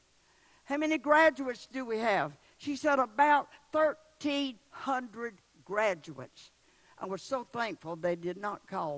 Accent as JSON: {"language": "English", "region": "the South", "country": "United States", "said": "I'm from the South"}